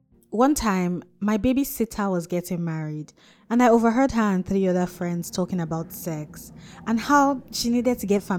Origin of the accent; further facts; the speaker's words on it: Jos, Plateau, Nigeria; also born or lived in Kaduna, Nigeria / Kano, Nigeria; I was born and raised in Jos, north central Nigeria. Then my family moved to Kaduna in the north, and then Kano in the north again, and back to Jos.